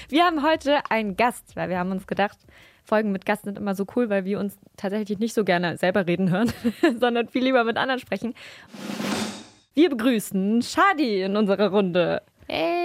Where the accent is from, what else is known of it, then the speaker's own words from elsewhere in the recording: Bremen, Germany; Wir kommen ja aus Bremen